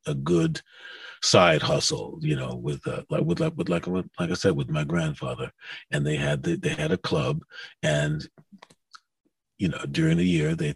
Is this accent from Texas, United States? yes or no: no; New York City, New York, United States; also born or lived in Harlem / the Bronx; I was born in Harlem, grew up in the Bronx, and you know, at first my parents lived in the Bronx for a little bit, but I grew up mostly in Queens